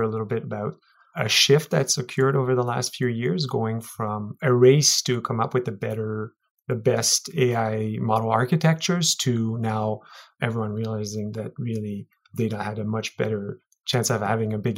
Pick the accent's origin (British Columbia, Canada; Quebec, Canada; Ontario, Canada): Quebec, Canada; Montreal; Montreal, my hometown